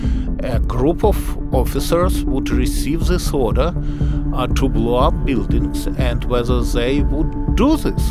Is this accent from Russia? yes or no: yes; Russia; now in United States; I was born in Russia, moved to the United States